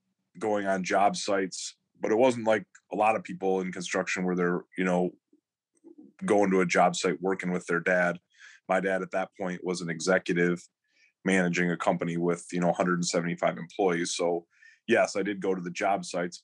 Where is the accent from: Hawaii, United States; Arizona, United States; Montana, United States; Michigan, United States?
Michigan, United States; Ann Arbor; growing up in Ann Arbor, it's all University of Michigan, University of Michigan.